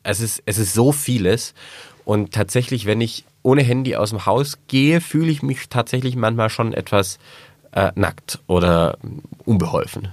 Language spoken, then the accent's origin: German; Swabia, Germany; ich bin Schwabe